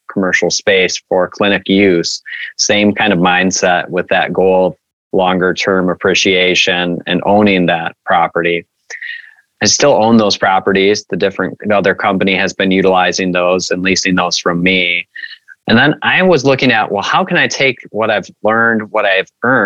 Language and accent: English; Kalamazoo, Michigan, United States; I'm from Kalamazoo, Michigan